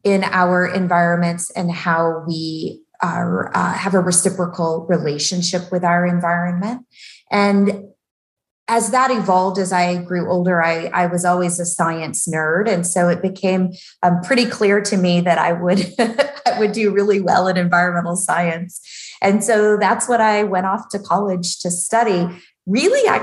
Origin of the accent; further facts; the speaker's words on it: outside of Nashville, Tennessee, United States; when I grew up in Nashville, outside of Nashville, actually, in a more rural community.